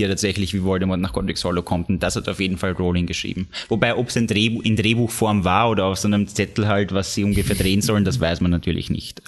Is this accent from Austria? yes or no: yes; Austria; bei uns in Österreich